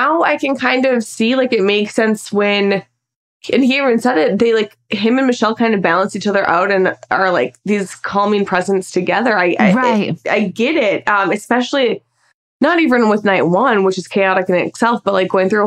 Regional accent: Minnesota, United States; I cannot wait to just see my hometown, the spots that I grew up

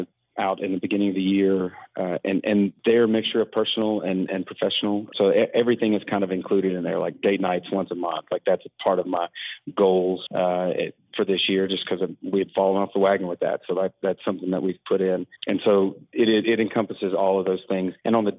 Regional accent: Baton Rouge, Louisiana, United States; now in Spring Hill, United States; Originally from Baton Rouge, Louisiana, but now I live in Spring Hill, Franklin, Tennessee.

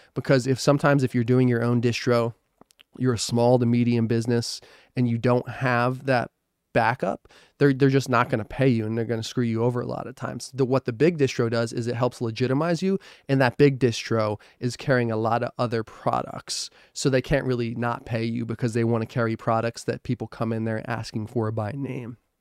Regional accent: New Jersey, United States; moved away; I'm from New Jersey

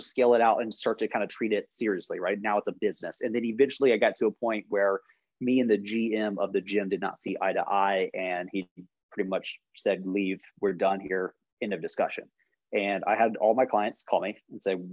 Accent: Jacksonville, Florida, United States; moved away; originally from Jacksonville, Florida, so like Northeast Florida

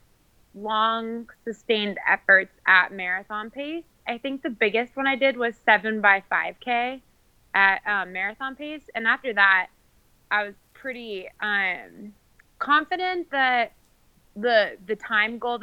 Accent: Coeur d'Alene, Idaho, United States; now in Boise, United States; I was actually born in Coeur d'Alene, Idaho

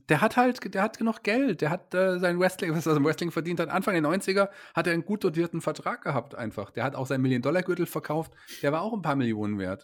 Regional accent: Germany; ich als äh, Deutscher

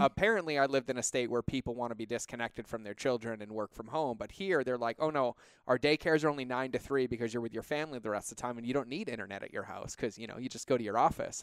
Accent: California, United States; moved away as an adult; now in Montana, United States; we're about as California as they come.

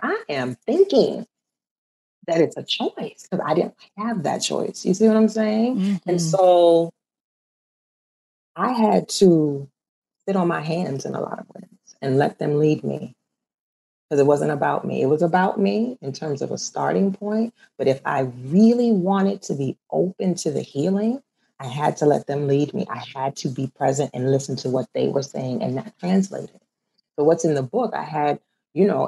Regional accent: New Orleans, Louisiana, United States; if I'm dark skinned growing up in New Orleans

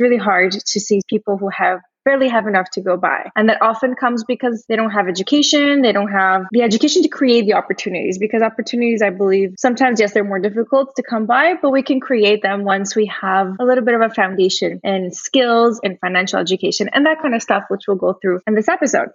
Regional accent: Brazil; moved away; I originally I'm from Brazil. I grew up, I was raised and grew up in Brazil.

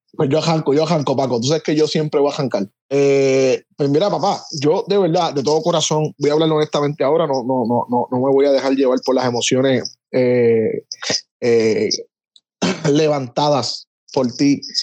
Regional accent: Puerto Rico; como puertorriqueño

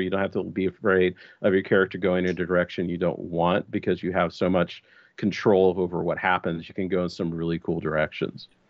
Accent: Texas, United States; I was born and raised in Texas, and I'm coming to you live from Austin, Texas

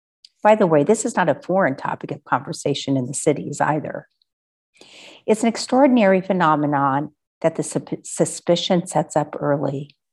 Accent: Texas, United States; now in Poland; After all, I am from Texas.

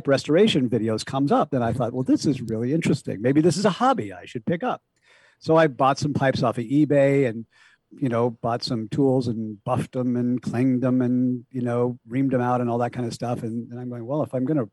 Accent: Portland, Oregon, United States; I grew up in, the Portland, Oregon area, a sort of suburban upbringing

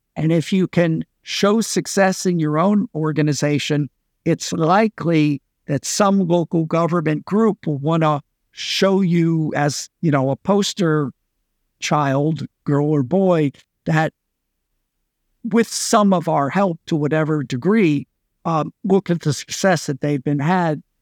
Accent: United States; moved away as an adult; now in Singapore; I've been in Singapore for twenty-three years. You know, I'm an American citizen, worked in the U S before then, but then I've been away for a long time

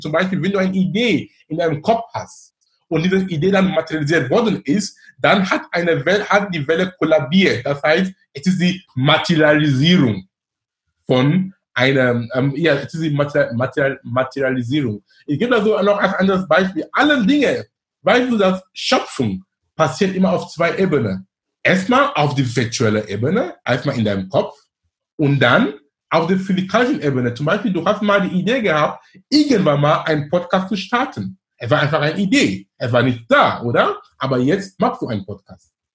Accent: Cameroon; now in Hamburg, Germany; in Kamerun, wo ich herkomme

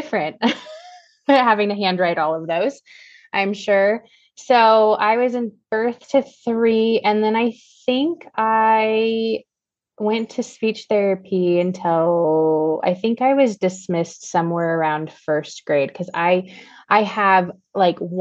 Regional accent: Seattle, Washington, United States; I'm from the Seattle area.

